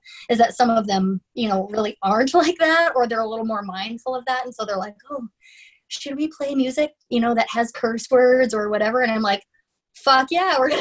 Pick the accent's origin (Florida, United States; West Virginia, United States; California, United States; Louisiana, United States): Florida, United States; now in Minnesota, United States; I grew up in Florida, which is a very different, I mean, you know, it's like the Tiger King group of people.